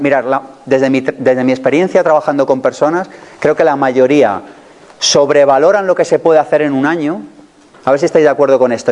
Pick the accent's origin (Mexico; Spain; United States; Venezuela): Spain; somos españoles